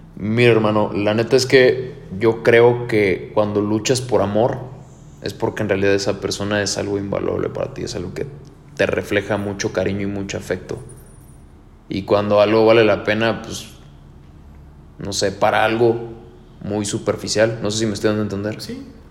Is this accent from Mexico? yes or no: yes; Querétaro, Mexico; Soy Querétaro